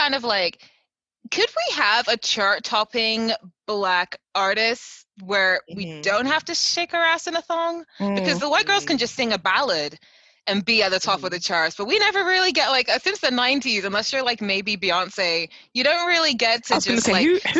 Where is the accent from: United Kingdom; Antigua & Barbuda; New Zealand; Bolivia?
United Kingdom; Reading, South East England; Oh, so my family moved from, on my mom's side, they're Trinidadian and Jamaican, leaning more towards Trinidadian. So they moved to Reading in the 50s and 60s, and we've been here ever since.